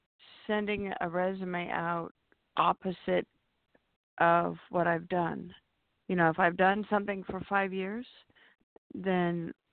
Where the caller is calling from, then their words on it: California, United States; from California.